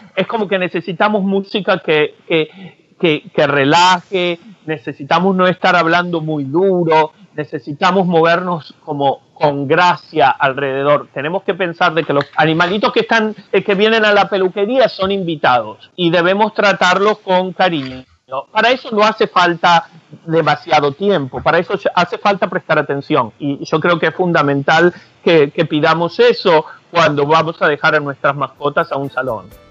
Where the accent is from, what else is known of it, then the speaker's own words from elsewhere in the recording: Argentina; soy argentino